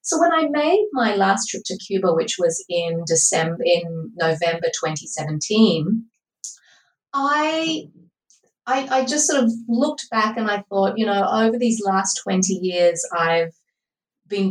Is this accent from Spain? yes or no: no; Australia; I grew up in Australia and I live here currently.